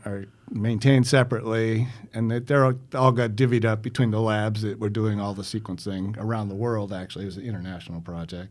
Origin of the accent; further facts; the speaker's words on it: Newton, Massachusetts, United States; also born or lived in Lexington; now in Gloucester, United States; grew up in Newton